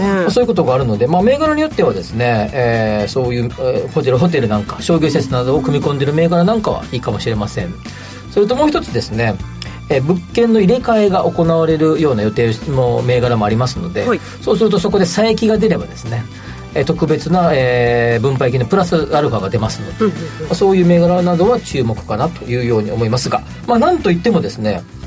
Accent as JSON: {"language": "Japanese", "region": "Kansai", "country": "Japan", "tie": "born or raised there", "said": "僕も関西出身"}